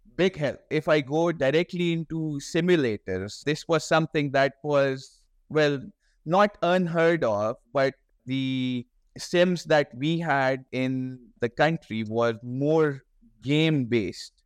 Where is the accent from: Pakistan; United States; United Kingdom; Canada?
Pakistan